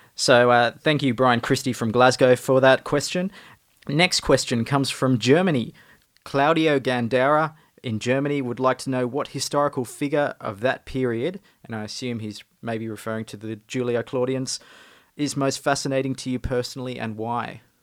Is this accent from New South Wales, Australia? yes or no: yes; northern New South Wales, Australia; now in Melbourne, Australia; I'm from the northern New South Wales part of Australia. but now live in Melbourne